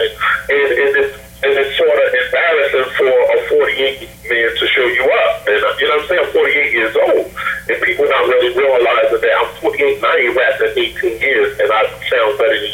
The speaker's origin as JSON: {"language": "English", "town": "Philadelphia", "region": "Pennsylvania", "country": "United States", "said": "I'm from South Philly. And we're in Bleeding Siegel. I'm from 20th and Taz"}